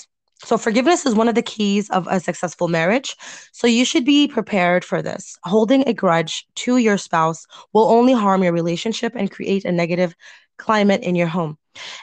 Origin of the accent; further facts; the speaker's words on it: United States; I'm American.